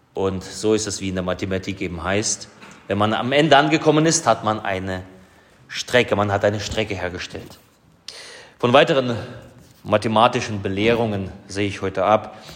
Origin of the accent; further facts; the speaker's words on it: Vogtland, Saxony, Germany; bei uns im Vogtland